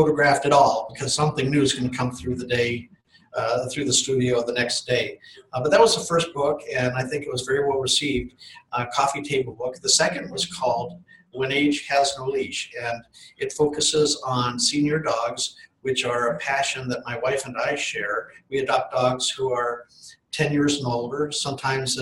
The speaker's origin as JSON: {"language": "English", "town": "Fairbanks", "region": "Alaska", "country": "United States", "tie": "born or raised there", "said": "I was born in Fairbanks, Alaska in 1957, about a year before statehood"}